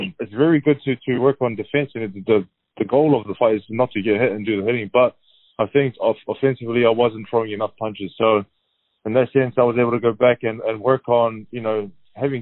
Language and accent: English; New Zealand; me as a New Zealander, Samoan